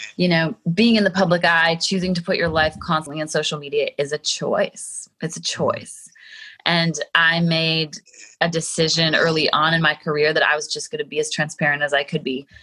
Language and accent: English; Calgary, Alberta, Canada; moved away; I was born and raised in mm. Calgary